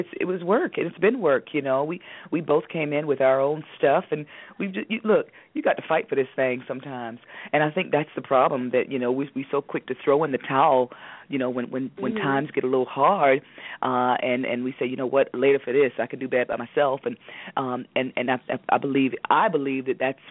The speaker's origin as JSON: {"language": "English", "town": "Durham", "region": "North Carolina", "country": "United States", "tie": "born or raised there", "said": "I'm from Durham, North Carolina, and I started acting. My mom put me in the acting class at 5 years old at the W.D. Hill Recreation Center in Durham"}